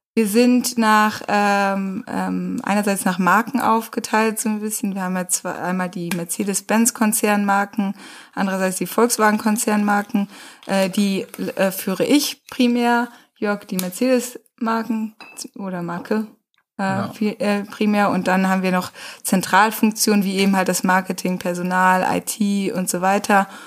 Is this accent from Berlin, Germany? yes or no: no; Rheine, North Rhine-Westphalia, Germany; moved away; Wir sind beide groß geworden in Rheine